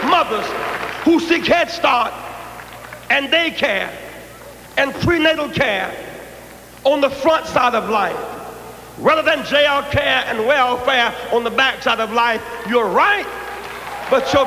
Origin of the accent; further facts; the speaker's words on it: Greenville, South Carolina, United States; When I was a child growing up in Greenville, South Carolina, and grandmama could not afford a blanket